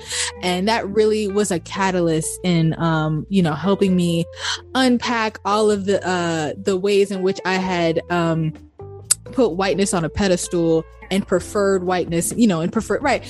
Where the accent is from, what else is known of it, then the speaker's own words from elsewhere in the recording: Baltimore, Maryland, United States; I grew up in Baltimore, Maryland